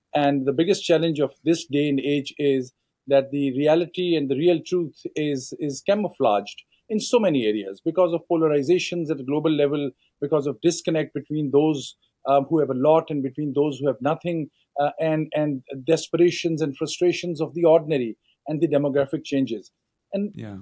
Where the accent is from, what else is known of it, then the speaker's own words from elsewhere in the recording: Northwest Frontier Province, Khyber Pakhtunkhwa, Pakistan; moved away as an adult; also born or lived in Punjab, Pakistan / United States; now in Washington DC, United States; I'm originally from Pakistan. I can tell you, I, I grew up. Uh, I'm from Punjab, but grew up in Northwest Frontier Province